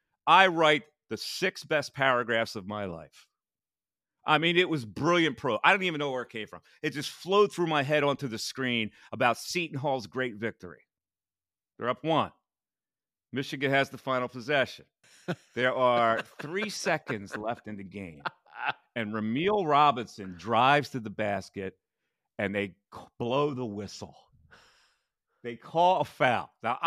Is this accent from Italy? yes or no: yes; Missanello, Basilicata, Italy; And the province is Potenza. And if you Google Missanello, that's my hometown.